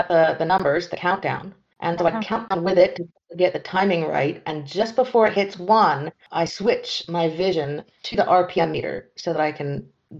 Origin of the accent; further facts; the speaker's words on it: near Vancouver, British Columbia, Canada; now in France; I am Canadian from the English side. I was born near Vancouver.